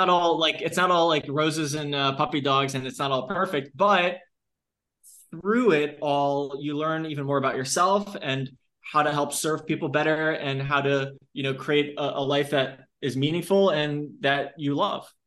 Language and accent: English; Long Island, New York, United States; I'm from Long Island